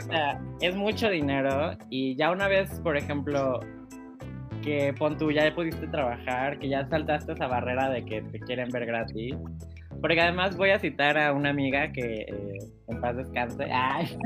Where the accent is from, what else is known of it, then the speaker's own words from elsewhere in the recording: Cancún, Quintana Roo, Mexico; Soy de Cancún